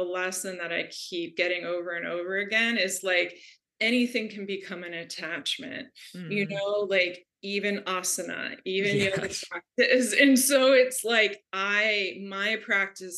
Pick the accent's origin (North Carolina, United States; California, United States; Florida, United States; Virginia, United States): Florida, United States; I grew up in Florida in a very conservative Catholic family